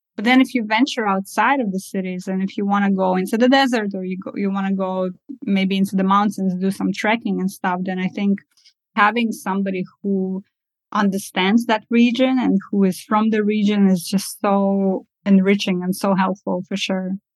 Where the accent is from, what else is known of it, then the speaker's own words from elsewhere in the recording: Estonia; also born or lived in Kazakhstan; I was born in Kazakhstan and I uh, moved to Estonia at the ripe age of three uh, years old.